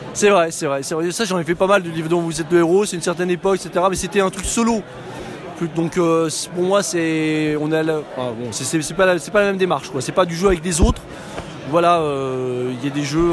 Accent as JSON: {"language": "French", "town": "Paris", "region": "Île-de-France", "country": "France", "said": "je viens de Paris"}